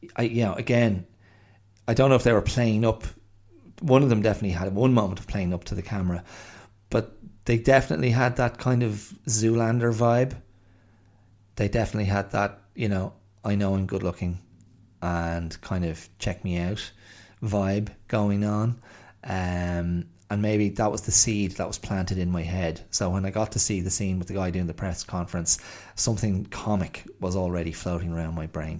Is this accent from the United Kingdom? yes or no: no; Ireland; moved away as an adult; also born or lived in Australia; I'm white, um, because I'm Irish